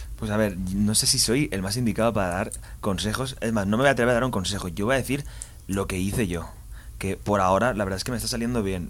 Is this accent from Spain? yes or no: yes; Valencia, Valencian Community, Spain; soy de Valencia, empecé muy jovencito.